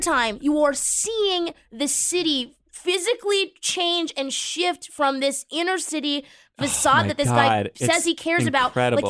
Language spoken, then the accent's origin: English; Boston, Massachusetts, United States; So I'm from Boston also.